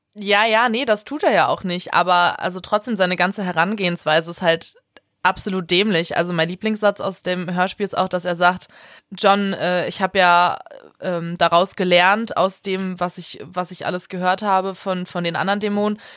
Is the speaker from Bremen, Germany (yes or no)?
yes; Bremen, Germany; weil ich ja auch in Bremen groß geworden bin